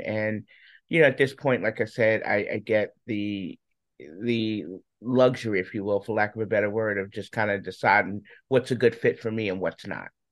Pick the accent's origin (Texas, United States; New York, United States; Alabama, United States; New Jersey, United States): New York, United States; moved away as an adult; now in Charlotte, United States; I'm originally from New York.